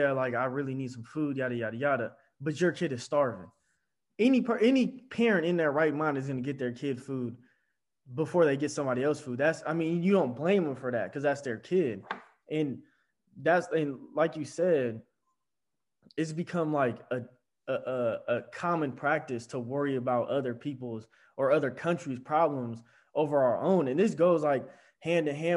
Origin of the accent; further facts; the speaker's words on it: United States; as an American